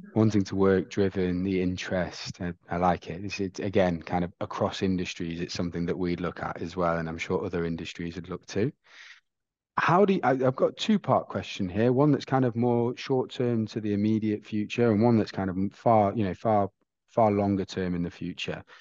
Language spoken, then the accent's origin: English; England, United Kingdom; I'm from England